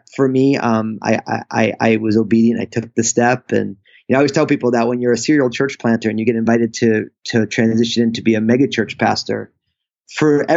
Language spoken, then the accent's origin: English; New Jersey, United States; I grew up, I'm all Italian from the Northeast, New Jersey